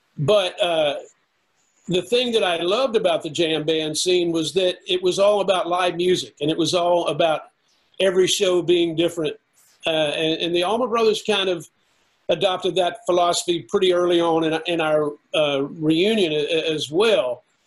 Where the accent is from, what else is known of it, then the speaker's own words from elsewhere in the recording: the South, United States; I'm from the South.